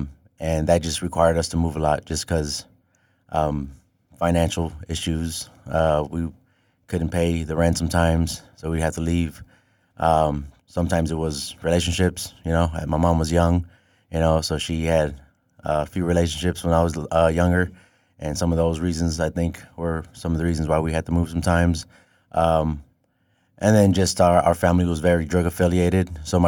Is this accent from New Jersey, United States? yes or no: no; Chicago, Illinois, United States; So I was born in the South Side of Chicago, raised in the Roseland Pullman area.